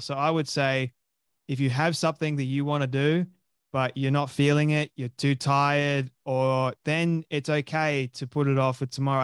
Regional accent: Sydney, New South Wales, Australia; moved away as an adult; now in Sunshine Coast, Australia; I was born and raised in Sydney, Australia. The suburb of Westmead.

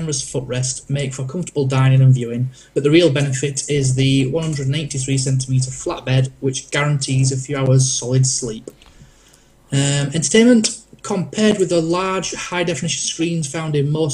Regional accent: Yorkshire and the Humber, United Kingdom; I'm from Yorkshire.

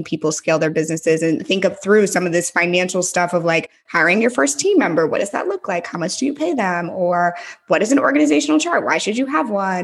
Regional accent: St. Louis, Missouri, United States; moved away as an adult; also born or lived in San Francisco / Los Angeles; now in Nashville, United States; I'm from St. Louis originally, so I'm a Midwest Southern girl at heart.

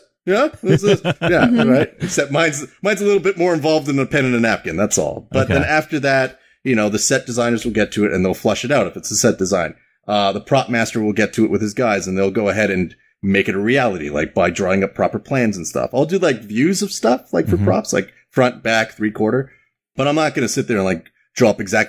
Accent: Canada; born there; So first off, I've got that Canadian bomb in my neck because I was born in Canada. So I'm super polite.

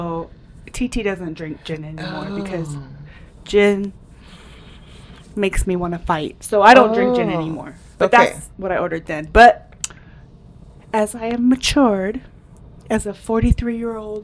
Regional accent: Bay Area, California, United States; also born or lived in England; we're from the Bay Area

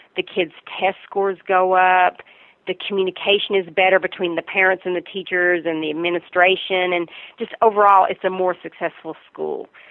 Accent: Virginia, United States; accent: Southern; I'm originally from Virginia

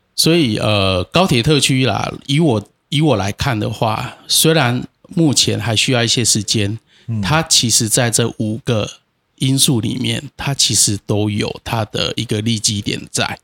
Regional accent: Tainan, Taiwan; 我也是一个老台南人啊对。从，从我阿公、我爸爸，我们就是老东区，我们从啊。小就是住在那个东门路林森那

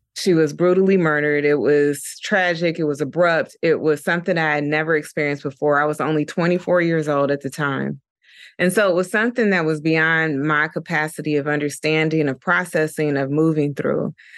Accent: Dayton, Ohio, United States; moved away as an adult; also born or lived in Atlanta, Georgia; now in New York, United States; I'm originally from Dayton, Ohio, and I moved to Atlanta, Georgia when I was eighteen years old

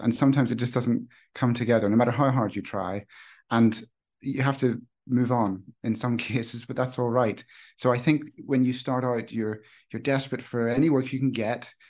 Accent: Northern Ireland, United Kingdom; I grew up in Northern Ireland

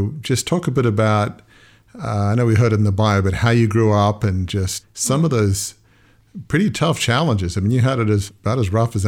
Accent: Australia; moved away; I grew up in Australia

